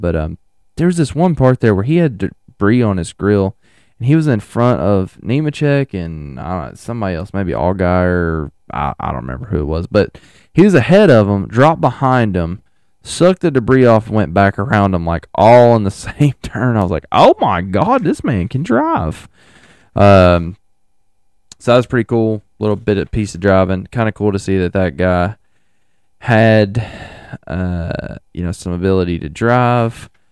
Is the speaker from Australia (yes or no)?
no; United States; I'm an American